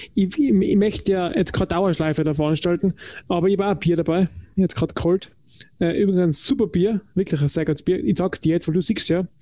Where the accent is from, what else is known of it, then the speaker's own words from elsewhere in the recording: Tyrol, Austria; ich komme aus Tirol